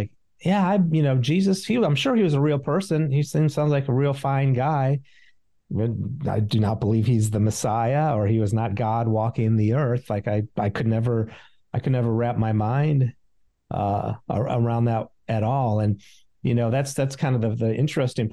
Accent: St. Louis, Missouri, United States; I grew up in St. Louis, so it was a Jewish neighborhood

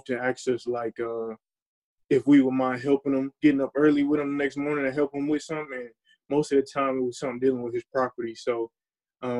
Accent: Fayetteville, North Carolina, United States; moved away as an adult; also born or lived in Champaign, Illinois; I'm from Fayetteville, North Carolina

